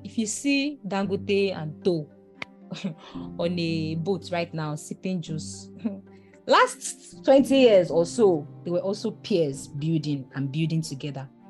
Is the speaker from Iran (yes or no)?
no; Nigeria; I'm from Nigeria, my work extensively is in Nigeria